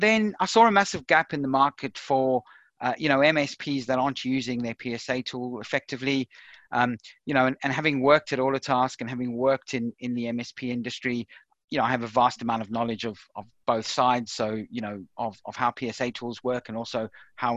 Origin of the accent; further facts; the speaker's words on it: South Africa; now in United Kingdom; as you can probably tell from my accent, I'm originally from South Africa. I moved over to the UK in around 1997